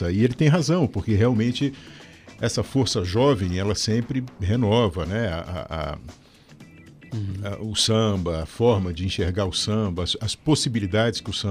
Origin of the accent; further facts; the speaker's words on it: São Paulo, Brazil; also born or lived in Rio de Janeiro; now in Curitiba, Brazil; Eu sou um paulioca, né? Eu fui criado em, São Paulo, fui pro né? Rio. Né? Então gente, é. Aí é, naturalizado curitibano, né?